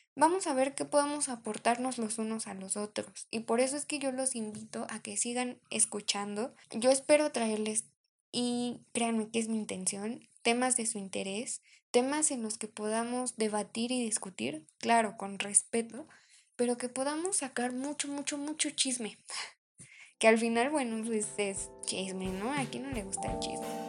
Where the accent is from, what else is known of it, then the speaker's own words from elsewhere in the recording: Mexico; somos mexicanos